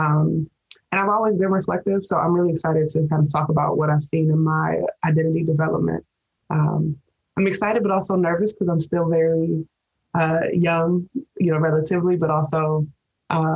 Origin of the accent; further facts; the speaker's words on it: Detroit, Michigan, United States; I mostly identify with being a Detroiter, born and raised in Detroit